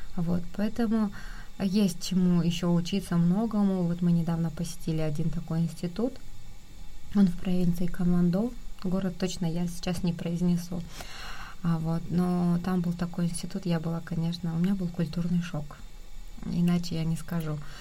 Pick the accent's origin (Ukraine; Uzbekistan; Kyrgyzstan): Kyrgyzstan; moved away as an adult; now in South Korea; у нас на родине есть все, это замечательная, прекрасная страна, я очень люблю свою родину